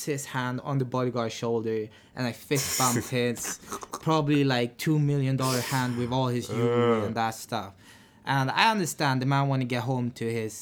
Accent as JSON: {"language": "English", "country": "Sweden", "tie": "born or raised there", "also_born_or_lived": "Barbados", "said": "I'm half Finnish, half Beidan. I was born in Sweden. I was raised in between Sweden and Barbados"}